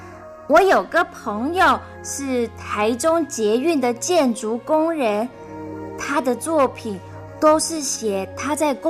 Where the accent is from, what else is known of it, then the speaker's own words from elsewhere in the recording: Indonesia; now in Taiwan; 嗯，我们有几个从印尼来的人都很喜欢写作，还有人已经出书了呢。